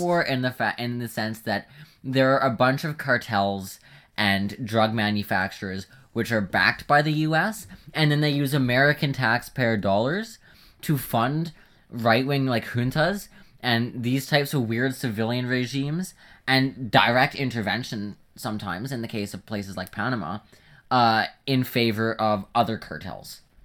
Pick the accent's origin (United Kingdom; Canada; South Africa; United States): Canada; being a Canadian